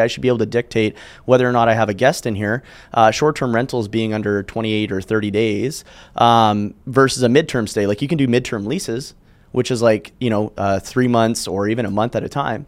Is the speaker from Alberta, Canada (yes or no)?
yes; Calgary, Alberta, Canada; I'm from Calgary. It's a city in Canada.